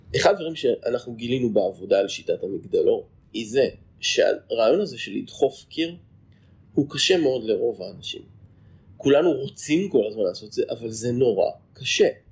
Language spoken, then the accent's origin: Hebrew; Haifa, Haifa District, Israel; moved away as an adult; now in Pardes Hanna-Karkur, Israel; אני גרתי רוב חיי בחיפה. למעשה נולדתי בחיפה